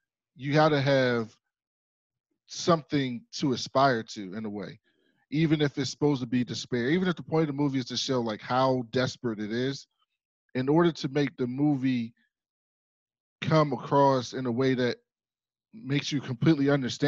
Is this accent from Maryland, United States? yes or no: yes; Baltimore, Maryland, United States; I'm from Baltimore